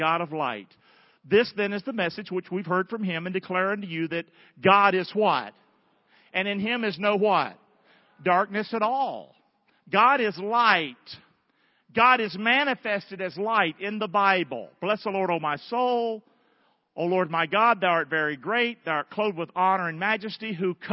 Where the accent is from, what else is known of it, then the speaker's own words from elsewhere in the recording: the South, United States; as a Southerner.